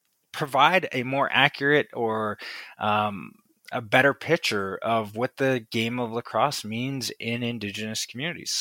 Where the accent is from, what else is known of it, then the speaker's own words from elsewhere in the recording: Waterloo, Ontario, Canada; Wilfrid Laurier University in my hometown of Waterloo, Ontario